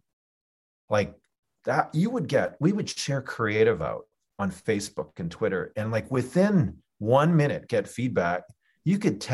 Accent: Canada; moved away as an adult; also born or lived in Geneva, Switzerland; I'm Canadian

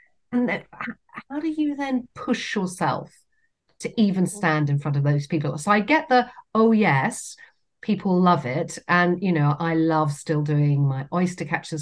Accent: Cornwall, South West England, United Kingdom; moved away as an adult; also born or lived in Leeds; I grew up in Cornwall

